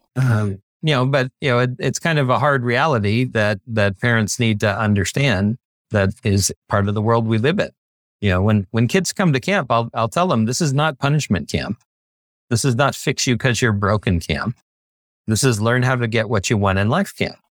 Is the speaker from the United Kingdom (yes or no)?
no; Bay Area, California, United States; I grew up in the Bay Area